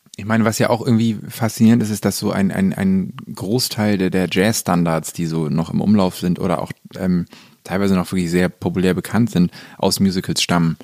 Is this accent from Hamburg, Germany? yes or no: yes; Hamburg, Germany; Also ich bin ja in Hamburg groß geworden